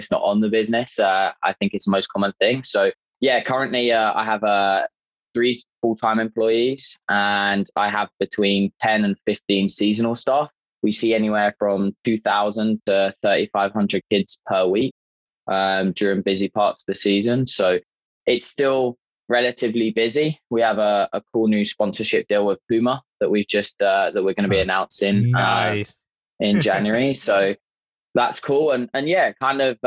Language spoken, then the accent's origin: English; just south of London, South East England, United Kingdom; moved away as an adult; now in Niagara Falls, Canada; Originally, I was born in England, just south of London. And I moved over to Canada about 5 years ago